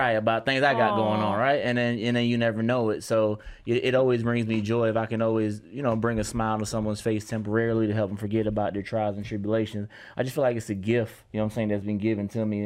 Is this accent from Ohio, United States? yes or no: no; New York, United States; I am from New York